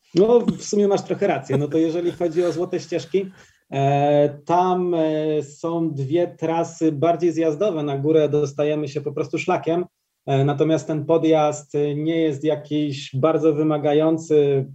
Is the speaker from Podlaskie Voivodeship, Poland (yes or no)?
no; Ustroń, Silesian Voivodeship, Poland; Ja sam pochodzę z Ustronia